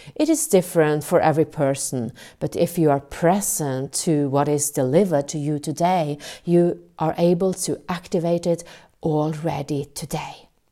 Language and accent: English; Norway; English is a second language; I'm from Norway.